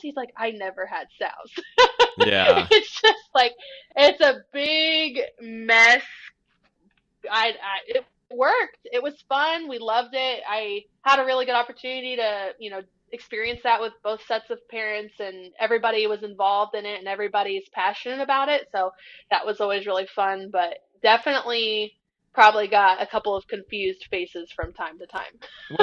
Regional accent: Bucyrus, Ohio, United States; I was born in Bucyrus I lived in Bucyrus. I went to school in Bucyrus. That's my hometown.

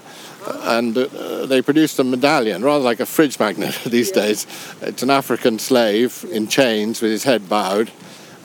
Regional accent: Watermillock, North West England, United Kingdom; I was brought up in Watermillock, a house called Bowthorn, which is on the lake front shore.

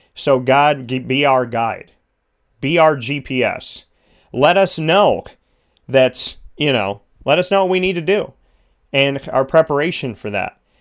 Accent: New York, United States; I'm a New Yorker

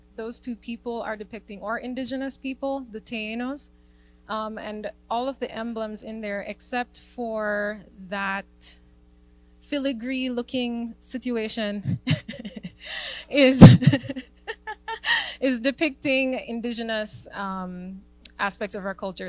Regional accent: Jamaica; being a Jamaican

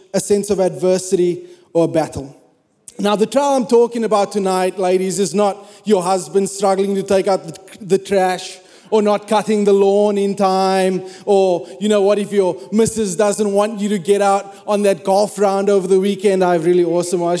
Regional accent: South Africa; moved away as an adult; I'm South African.

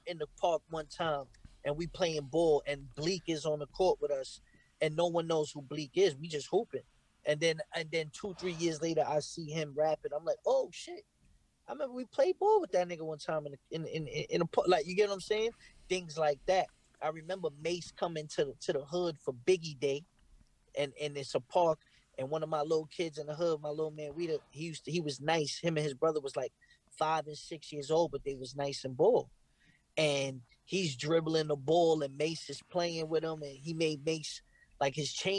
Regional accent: Brooklyn, New York, United States; Brooklyn, New York.

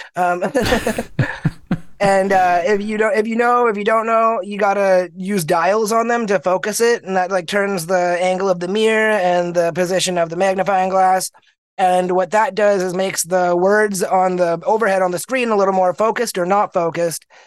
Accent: Manitoba, Canada; also born or lived in Winnipeg, Manitoba; I was born in Manitoba, a province in Canada, middle of the country, cold as heck. It's uh, I was born at a hospital, St. Boniface in Winnipeg, and lived in a small town, moved out of the city, moved, lived in a small town most of my life

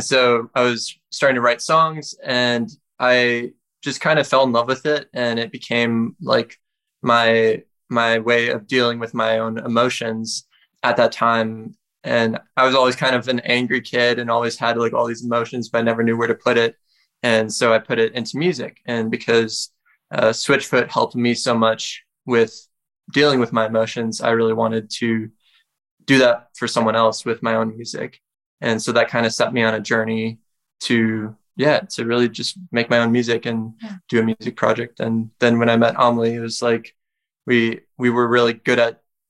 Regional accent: Green Bay, Wisconsin, United States; I'm originally from Green Bay, Wisconsin

